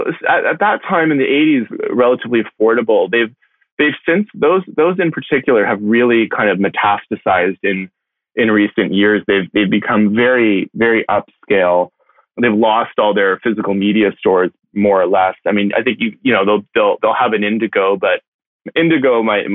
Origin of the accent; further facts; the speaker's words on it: Toronto, Ontario, Canada; I grew up in Etobicoke, so sort of a suburb of Toronto